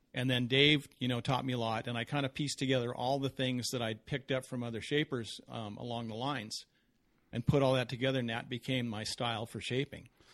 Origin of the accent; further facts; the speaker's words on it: Southern California, United States; I grew up in Southern California